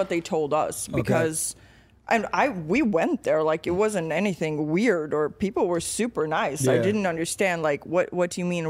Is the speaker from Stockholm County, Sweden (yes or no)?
no; Malmö, Skåne, Sweden; moved away as an adult; also born or lived in Poland / Memphis, Tennessee; now in United States; I was born in Poland, moved to Sweden when I was little. So I grew up there. 2016, I packed two bags and moved here.